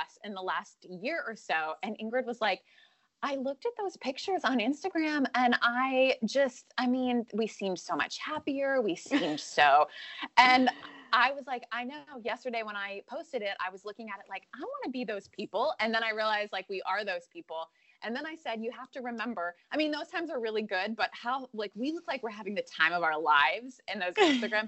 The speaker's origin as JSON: {"language": "English", "region": "Western Pennsylvania", "country": "United States", "tie": "born or raised there", "moved": "yes", "lives_now": "Western North Carolina, United States", "said": "My hometown is Western Pennsylvania"}